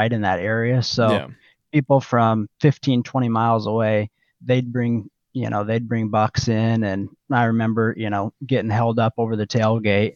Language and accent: English; Oak, Nebraska, United States; I grew up in Oak, Nebraska, kind of south central Nebraska, right on the Little Blue River.